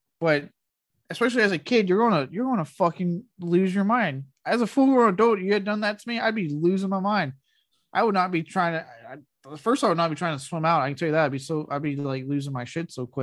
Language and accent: English; Blanco, Texas, United States; Even when I lived in Blanco, growing up in Blanco with the river